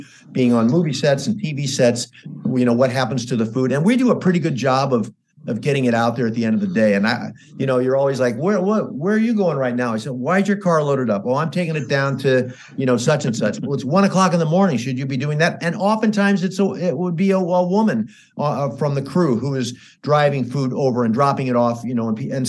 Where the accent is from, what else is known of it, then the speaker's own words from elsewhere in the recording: St. Louis, Missouri, United States; also born or lived in New York City / Los Angeles; I came from St. Louis, Missouri, and then I went to New York City. Then I came